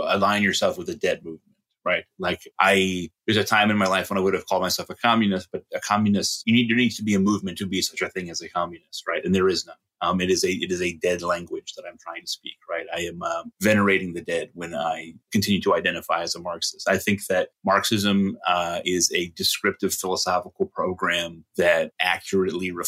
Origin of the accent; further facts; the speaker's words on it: Middletown, Connecticut, United States; am from Connecticut originally, from Middletown, Connecticut, the home of Wesleyan University. I grew up on Wesleyan University's campus.